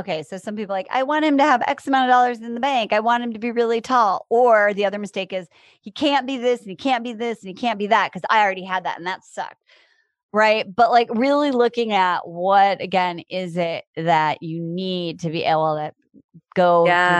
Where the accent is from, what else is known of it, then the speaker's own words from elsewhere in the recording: Iowa, United States; also born or lived in Chicago; now in Los Angeles, United States; I grew up in Iowa in a town, not on the farm. And I live in Los Angeles and I've lived in Chicago.